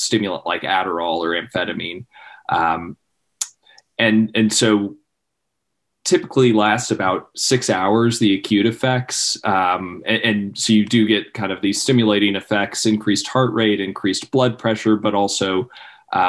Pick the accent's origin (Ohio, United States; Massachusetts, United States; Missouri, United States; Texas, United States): Ohio, United States; Cincinnati; moved away as an adult; also born or lived in Columbus, Ohio; now in Charleston, United States; I was born and raised in Cincinnati, Ohio.